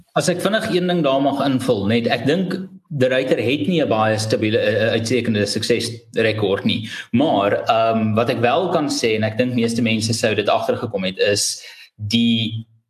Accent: South Africa; as Suid-Afrikaner

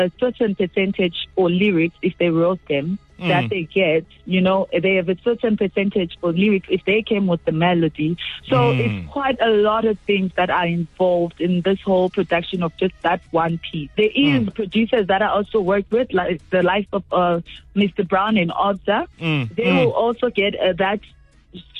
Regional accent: South Africa; also born or lived in Zimbabwe; I'm a Zimbabwean born artist based in South Africa

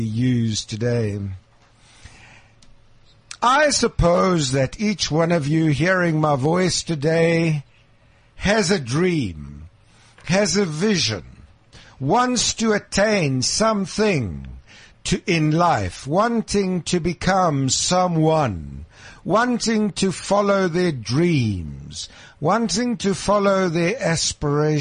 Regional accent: Krugersdorp, Gauteng, South Africa; as a young schoolboy growing up in Krugersdorp

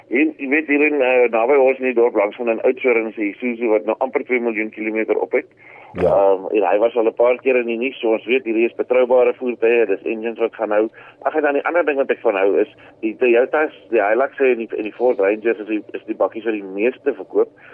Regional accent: South Africa; ons is Suid-Afrikaners

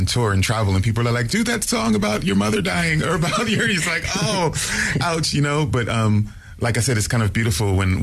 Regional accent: California, United States; also born or lived in New Jersey; I was born in New Jersey, but grew up in California, and so I had both coasts

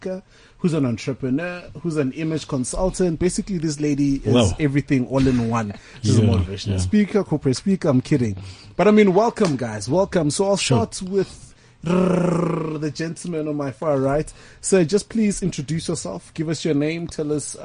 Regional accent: Tembisa, Gauteng, South Africa; I'm also from Tembisa

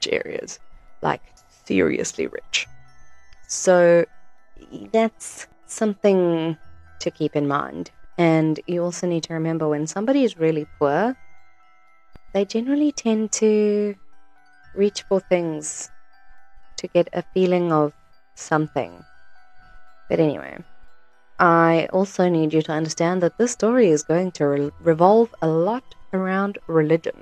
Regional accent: Krugersdorp, Gauteng, South Africa; I am from Krugersdorp, born and bred

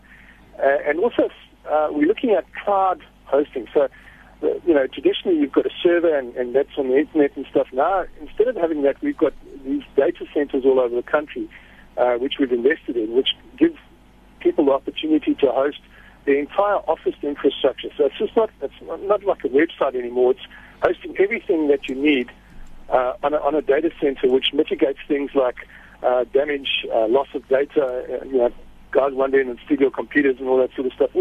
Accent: Durban, KwaZulu-Natal, South Africa; I'm from Durban, so I don't get that much chance to speak Afrikaans.

